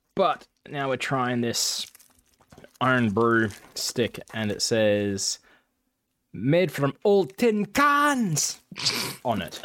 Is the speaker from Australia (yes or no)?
yes; Perth, Western Australia, Australia; I'm from Australia. I'm from Perth